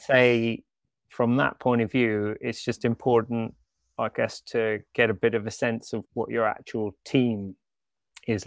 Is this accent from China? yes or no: no; Canada; moved away as an adult; also born or lived in Switzerland; now in London, United Kingdom; I'm actually part Swiss, part British, but I grew up in Canada